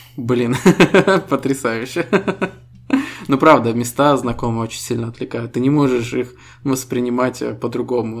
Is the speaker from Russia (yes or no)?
no; Estonia; Мы ребята из Эстонии